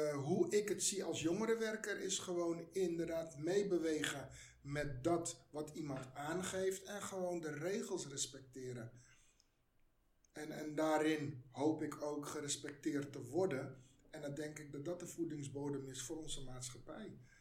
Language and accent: Dutch; Netherlands; Ik ben van migranten komaf. Ik ben hier geboren.